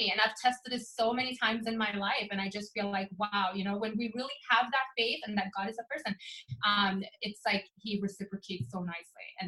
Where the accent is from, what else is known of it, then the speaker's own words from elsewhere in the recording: Sweden; English is a second language; also born or lived in England; now in Orlando, United States; So actually, I'm from Sweden. Uh, my mom is Dominican. My dad is Swedish. I grew up in Sweden. Um, we ended up moving to England to go to school, and then I moved to America in the year 2000.